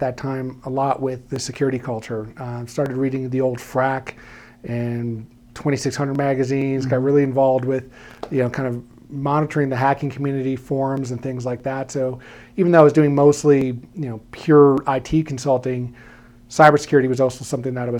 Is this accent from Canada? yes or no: no; New York City, New York, United States; moved away as an adult; also born or lived in Poughkeepsie, New York / Brooklyn, New York; now in Colorado, United States; From New York, born and raised